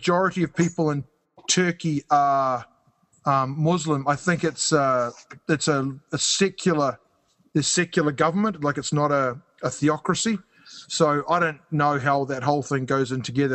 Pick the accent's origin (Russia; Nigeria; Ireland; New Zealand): New Zealand; now in Canada; I live in Canada, so I've got, and I'm from New Zealand